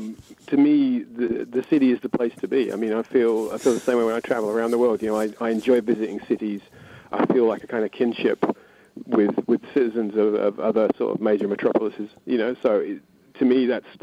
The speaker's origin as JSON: {"language": "English", "region": "London", "country": "United Kingdom", "tie": "born or raised there", "said": "I'm a London boy, born and bred"}